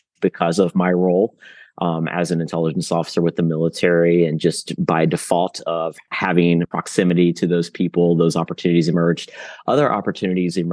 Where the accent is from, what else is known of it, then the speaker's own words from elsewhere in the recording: Roanoke, Virginia, United States; now in Jacksonville, United States; I was born in Roanoke at Roanoke Memorial Hospital. My family is from Roanoke